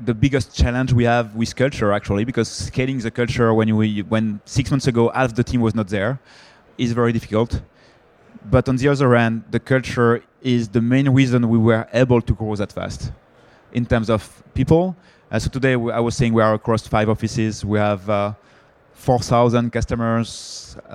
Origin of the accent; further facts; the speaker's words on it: France; accent: French; English is a second language; I'm French, I guess my accent, I cannot hide my accent.